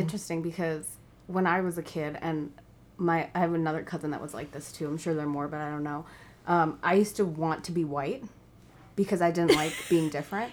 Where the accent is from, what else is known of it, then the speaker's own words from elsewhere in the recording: New York, United States; also born or lived in India; I grew up in New York